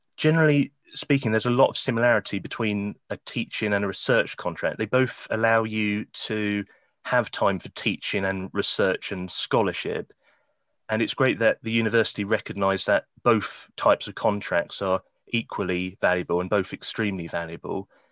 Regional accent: Kent, South East England, United Kingdom; moved away as an adult; also born or lived in Norwich; now in Newcastle, United Kingdom; I was born and raised in Kent, um, quaint little village in the countryside.

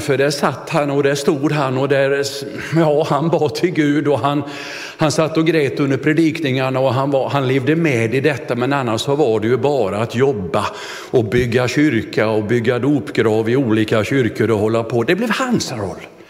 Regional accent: Vetlanda, Jönköping County, Sweden; skolföreningen hemma i Vetlanda

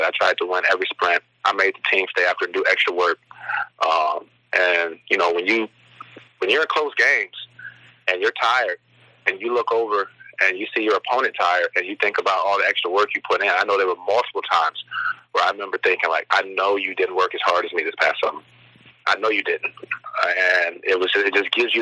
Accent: South Bend, Indiana, United States; South Bend is it's an awesome town. I love my hometown

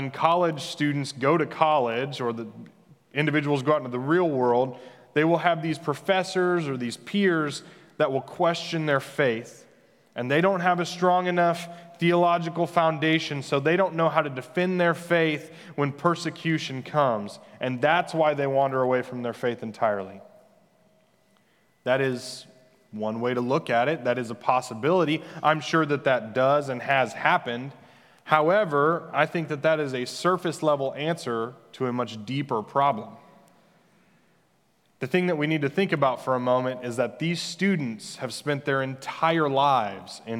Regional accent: Christian County, Missouri, United States; The name of the county that I grew up in Missouri is legitimately called Christian County

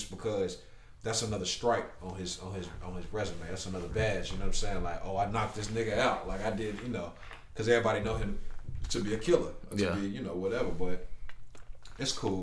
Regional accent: Charlotte, North Carolina, United States; I'm from Charlotte, like, you know what I'm saying? I've been here all my life. I wasn't born here, but I've been here since I was one

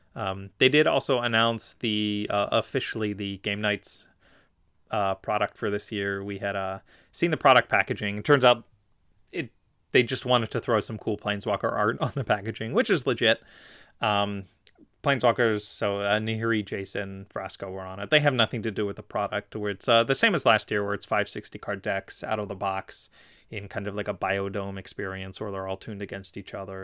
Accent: Philadelphia, Pennsylvania, United States; That's in Philadelphia, my hometown

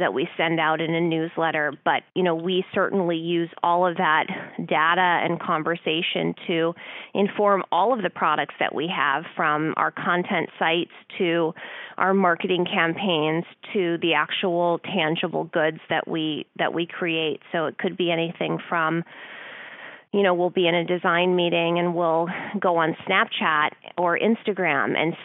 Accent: Orange County, California, United States; also born or lived in Los Angeles; I was born in Orange County and my family is very in the horse industry

